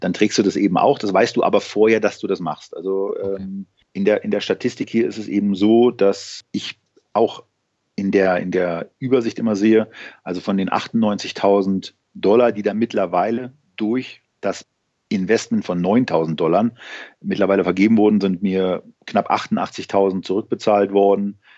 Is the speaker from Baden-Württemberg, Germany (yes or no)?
no; Berlin, Germany; als Berliner